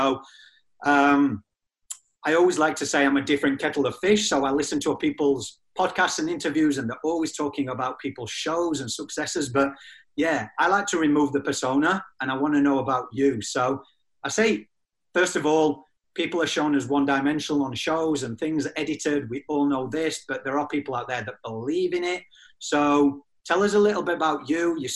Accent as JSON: {"language": "English", "region": "England", "country": "United Kingdom", "also_born_or_lived": "Australia", "moved": "yes"}